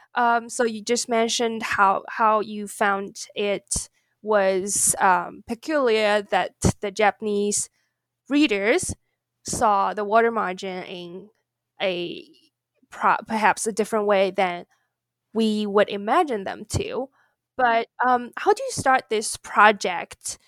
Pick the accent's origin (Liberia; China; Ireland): China; now in United States; I grew up in China.